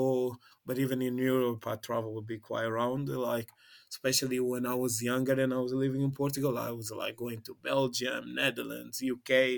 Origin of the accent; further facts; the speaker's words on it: Angola; even though I'm from Angola, I've only been to Angola